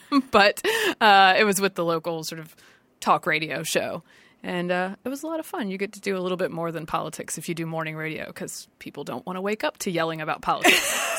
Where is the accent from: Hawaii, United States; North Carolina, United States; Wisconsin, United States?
North Carolina, United States; Durham; moved away as an adult; also born or lived in Washington, D.C.; I grew up in North Carolina. Okay. So this was south of my hometown, which is Durham, which is a little bit more university town.